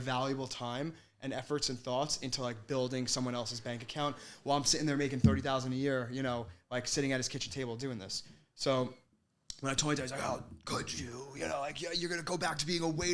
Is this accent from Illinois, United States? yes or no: no; Hauppauge, New York, United States; I grew up in Hop Hog